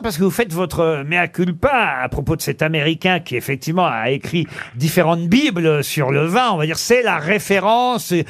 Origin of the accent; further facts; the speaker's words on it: Normandy, France; en tant que Normand